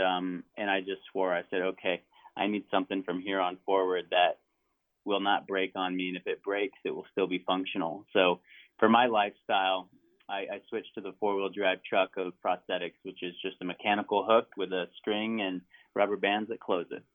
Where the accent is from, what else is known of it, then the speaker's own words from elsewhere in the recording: Montana, United States; that's Region Three, and that's where I grew up. I mean, that is where I grew up, uh-huh. legitimately uh-huh. where I grew up in Montana